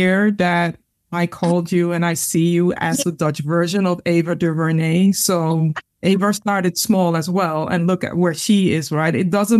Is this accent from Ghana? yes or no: yes; Ghana; when I'm sharing things from my perspective, as in Ghanaian people are very humble, right? And it's more like we are more invisible than visible.